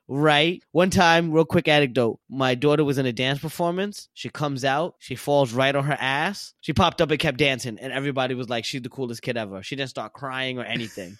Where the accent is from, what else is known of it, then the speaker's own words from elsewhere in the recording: New York City, New York, United States; I'm just from Brooklyn